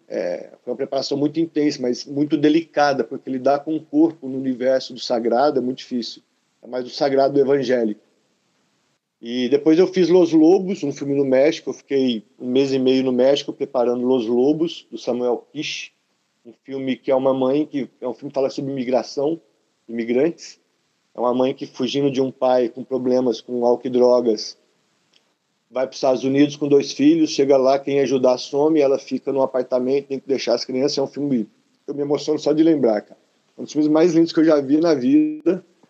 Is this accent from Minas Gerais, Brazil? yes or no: yes; Uberaba, Minas Gerais, Brazil; moved away; Quando eu saí de Uberaba, aliás, quando eu comecei a fazer teatro no Marista